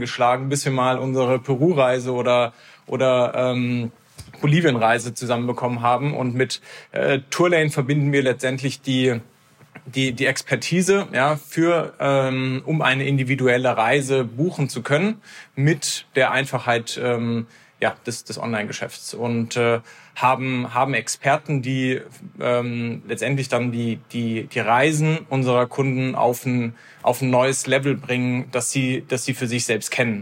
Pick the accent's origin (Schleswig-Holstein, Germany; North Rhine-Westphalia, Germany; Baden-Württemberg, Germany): Baden-Württemberg, Germany; Heidelberg; Wir sind zusammen in Heidelberg aufgewachsen